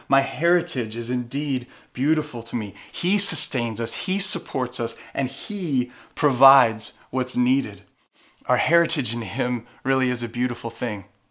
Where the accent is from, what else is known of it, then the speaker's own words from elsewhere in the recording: Louisiana, United States; moved away; I grew up in Louisiana